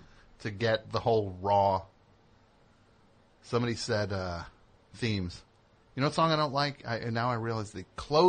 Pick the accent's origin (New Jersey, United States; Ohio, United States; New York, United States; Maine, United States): New Jersey, United States; I'm from New Jersey